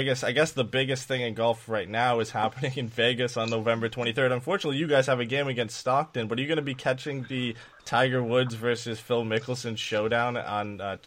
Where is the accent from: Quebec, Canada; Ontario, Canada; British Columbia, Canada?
Ontario, Canada; London; I'm from London